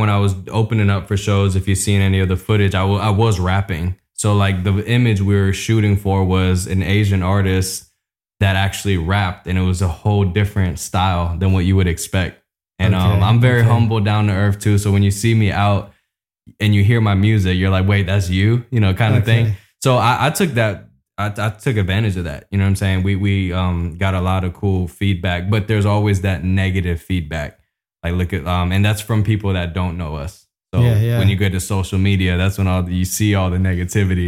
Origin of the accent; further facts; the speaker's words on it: Japan; moved away; also born or lived in Tokyo / Kobe; I was raised in Japan, Tokyo and Kobe.